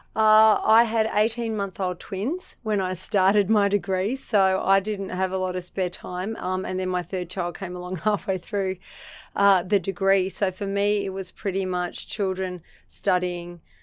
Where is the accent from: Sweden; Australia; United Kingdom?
Australia; Central Coast, New South Wales; also born or lived in Sydney / Narrabeen / Erina; So, he got a job at Gosford, uh, Hospital, and I was raised in the suburb of Wyoming.